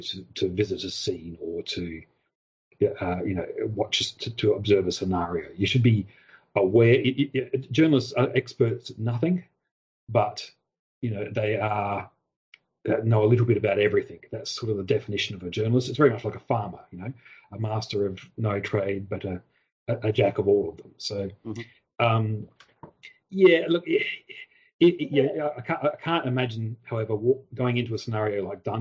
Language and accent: English; Australia; I'm Australian